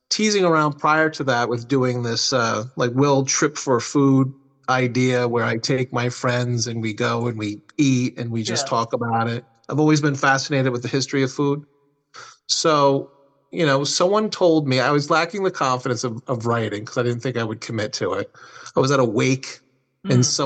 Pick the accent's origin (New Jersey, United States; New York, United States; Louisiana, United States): New Jersey, United States; I'm from New Jersey